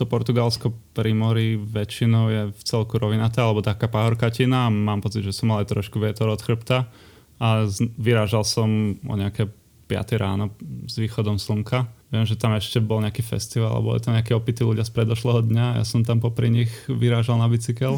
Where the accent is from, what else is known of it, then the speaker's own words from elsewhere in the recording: Piešťany, Trnava Region, Slovakia; also born or lived in Trenčín; Ja som z Adama Trána, takže Piešťan